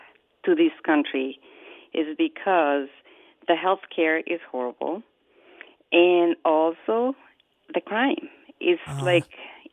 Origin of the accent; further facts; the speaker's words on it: Guatemala; moved away as an adult; now in Minneapolis, United States; I grew up in Guatemala.